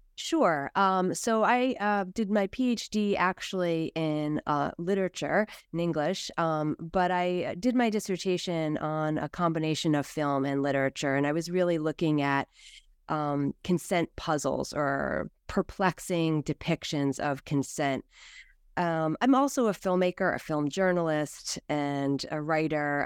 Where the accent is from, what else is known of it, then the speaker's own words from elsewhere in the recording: United States; as American